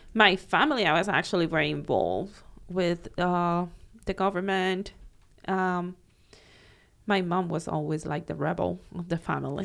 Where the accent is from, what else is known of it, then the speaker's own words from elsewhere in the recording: Cuba; moved away as an adult; also born or lived in Miami; now in Naples, United States; growing up in Cuba at that time